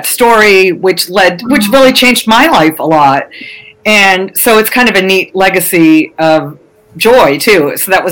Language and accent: English; Massachusetts, United States; I'm from Massachusetts